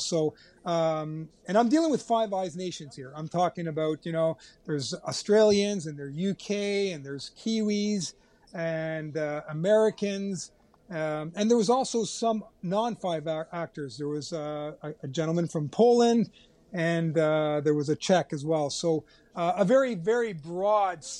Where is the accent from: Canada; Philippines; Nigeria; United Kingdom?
Canada; being Canadian